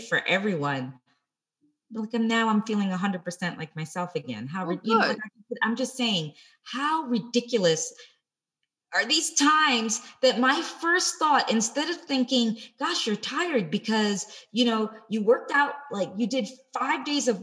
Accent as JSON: {"language": "English", "country": "Australia", "moved": "yes"}